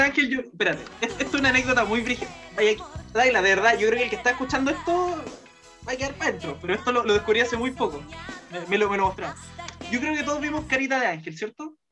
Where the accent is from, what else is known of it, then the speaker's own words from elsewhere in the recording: Viña del Mar, Valparaíso, Chile; moved away; me acuerdo así como de mis primeros recuerdos en Viña